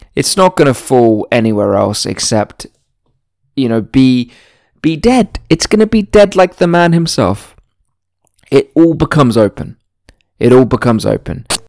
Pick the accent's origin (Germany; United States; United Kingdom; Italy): United Kingdom; I was born in Britain